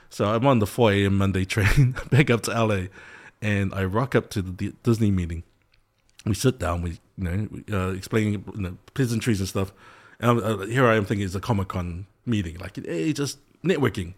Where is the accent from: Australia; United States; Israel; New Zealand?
New Zealand; Samoan kid growing up in New Zealand